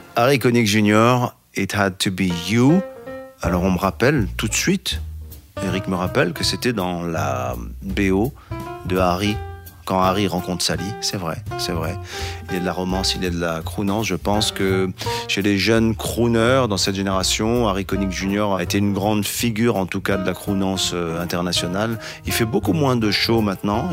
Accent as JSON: {"language": "French", "town": "Casablanca", "region": "Casablanca-Settat", "country": "Morocco", "tie": "born or raised there", "said": "ma ville natale, Casablanca"}